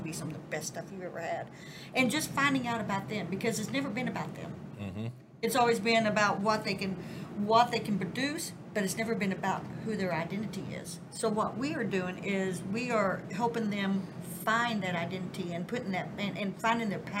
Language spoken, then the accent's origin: English; Southern, United States; accent: Southern